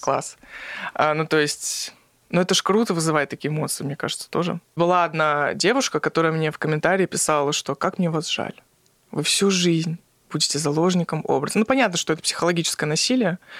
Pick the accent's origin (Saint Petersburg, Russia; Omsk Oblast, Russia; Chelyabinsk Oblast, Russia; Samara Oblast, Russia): Chelyabinsk Oblast, Russia; Magnitogorsk; Я из Магнитогорска